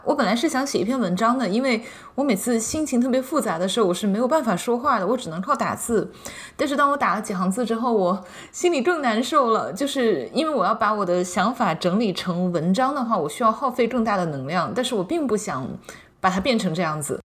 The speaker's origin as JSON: {"language": "Chinese", "country": "China", "moved": "yes", "lives_now": "United States", "said": "这也是我们中国人在不断的碰壁中，不断的一次次的成长过程的兜头冷水中学会的一种生存智慧吧"}